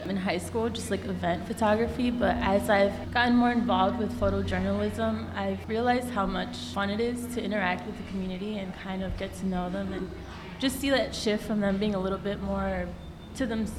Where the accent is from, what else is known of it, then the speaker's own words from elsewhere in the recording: Chicago, Illinois, United States; I grew up in Back of the Yards, and I went away for college, and when I came back, I realized how much Back of the Yards as a whole has shaped me and who I am.